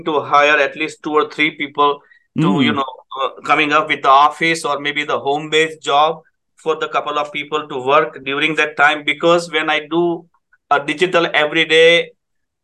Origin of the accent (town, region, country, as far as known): India; English is a second language; moved away as an adult; now in Guelph, Canada